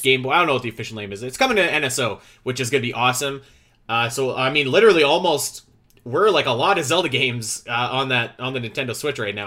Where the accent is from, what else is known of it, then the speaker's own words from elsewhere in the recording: Canada; I'm Canadian